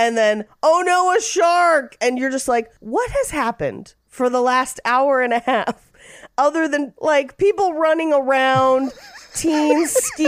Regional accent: near Marine World, California, United States; I grew up near Marine World.

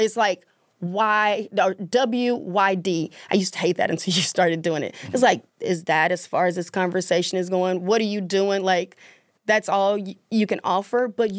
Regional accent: the South, United States; I was in a marriage for 17 years and I grew up in the South

